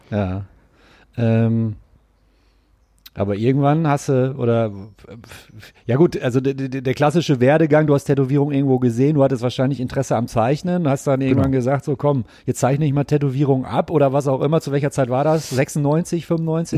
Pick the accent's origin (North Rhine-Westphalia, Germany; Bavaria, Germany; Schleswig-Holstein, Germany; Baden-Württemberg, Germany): North Rhine-Westphalia, Germany; Gelsenkirchen; Ich komme ja ursprünglich aus Gelsenkirchen